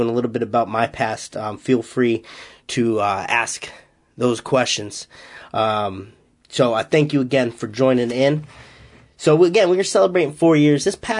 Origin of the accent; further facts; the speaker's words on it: Massachusetts, United States; accent: Boston; You know, I'm not literally from Boston. I'm still 2 hours away, and those in Massachusetts won't say I have a Boston accent, but I guess I do have a little bit of an accent.